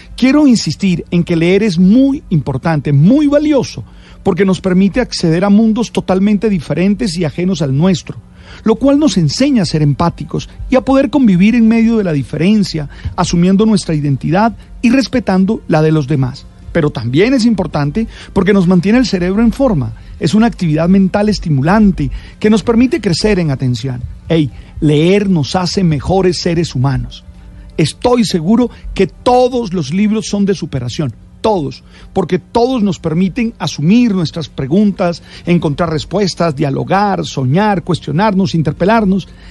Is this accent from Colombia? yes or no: yes; Colombia; quiénes somos nosotros, los colombianos